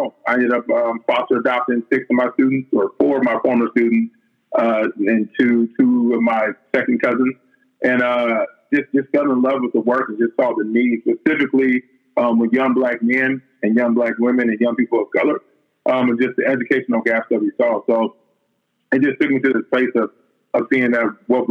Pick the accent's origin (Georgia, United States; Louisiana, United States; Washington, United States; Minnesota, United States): Washington, United States; Seattle; I was born and raised in Seattle.